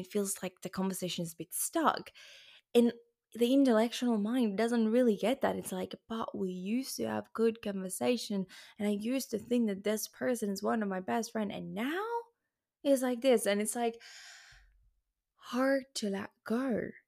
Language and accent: English; Luxembourg; now in Spain; I'm actually born in Luxembourg and French is my second language. I was in French kindergarten.